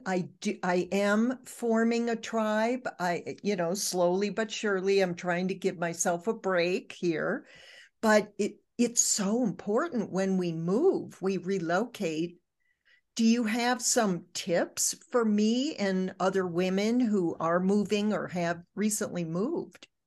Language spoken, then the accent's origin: English; Michigan, United States; moved away; I was raised in Michigan. I don't live in Michigan anymore, nor have I for 50 years